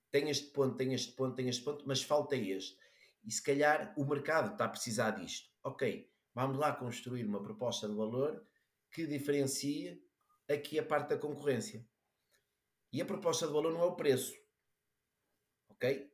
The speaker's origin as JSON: {"language": "Portuguese", "town": "Braga", "region": "Norte", "country": "Portugal", "said": "sou, sou, de Braga, mas vou para Lisboa"}